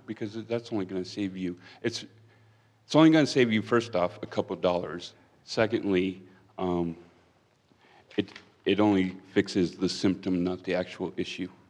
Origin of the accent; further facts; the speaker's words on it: Pennsylvania, United States; moved away as an adult; now in Wyoming, United States; I'm originally from Pennsylvania.